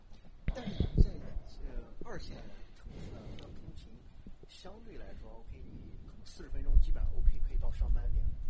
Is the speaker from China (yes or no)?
yes; Hebei, China; 我在河北住，我在北京上班，有有的就是，比如说大的互联网公司，我就只能在北上广上班，但我家是河北的，我也买不起北京房。